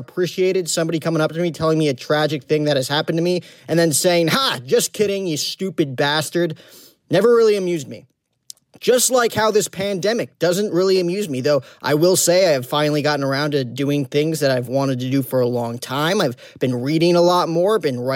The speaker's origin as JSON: {"language": "English", "region": "New Jersey", "country": "United States", "said": "I'm from New Jersey"}